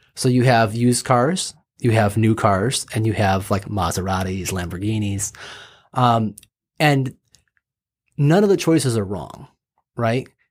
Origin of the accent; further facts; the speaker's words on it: Michigan, United States; also born or lived in Los Angeles / Kansas City, Missouri; I grew up in Michigan